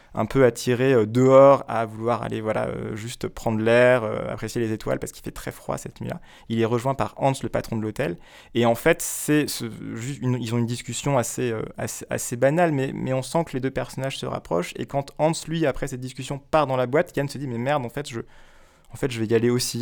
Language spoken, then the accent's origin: French; Guadeloupe; moved away as an adult; j'ai grandi en Guadeloupe